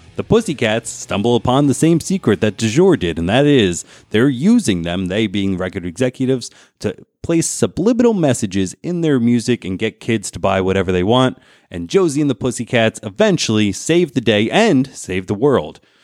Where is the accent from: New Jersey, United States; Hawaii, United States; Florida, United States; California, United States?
New Jersey, United States; moved away; I came from New Jersey.